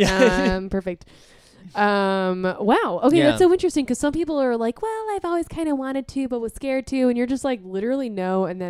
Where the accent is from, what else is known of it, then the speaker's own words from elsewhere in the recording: Wesley Chapel, Florida, United States; also born or lived in Tampa, Florida; do you know that I'm from Tampa?